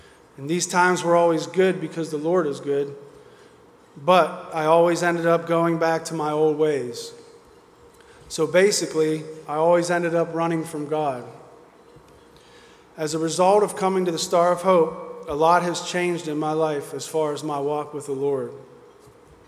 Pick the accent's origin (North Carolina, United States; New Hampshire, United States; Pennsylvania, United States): Pennsylvania, United States; Oakmont; I'm originally from Pittsburgh, Pennsylvania, from a small town called Oakmont. I grew up without my father